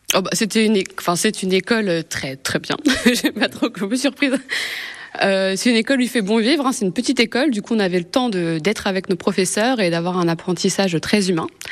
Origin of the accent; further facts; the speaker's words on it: Seine-Saint-Denis, Île-de-France, France; now in Le Mans, France; je viens de Seine-Saint-Denis.